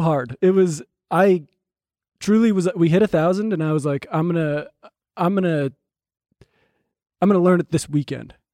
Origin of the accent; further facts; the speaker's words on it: New Jersey, United States; I'm from New Jersey